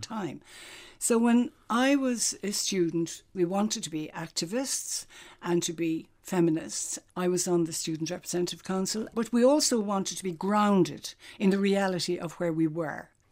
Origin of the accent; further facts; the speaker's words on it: County Cork, Munster, Ireland; now in Dublin, Ireland; I'm out of Cork now, twice as long as I was ever in it. But I actually do feel very Cork, and I suppose it's because I grew up there.